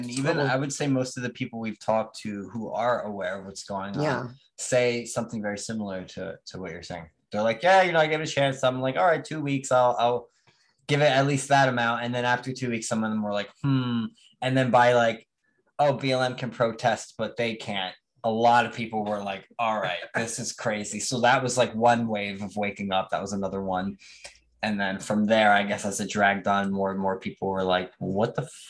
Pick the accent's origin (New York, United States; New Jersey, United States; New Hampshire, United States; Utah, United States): New Jersey, United States; I'm from New Jersey, so they fucking hate us anyway.